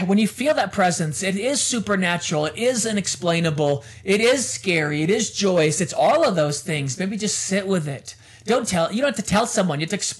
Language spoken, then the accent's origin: English; United States; also born or lived in London; I'm American.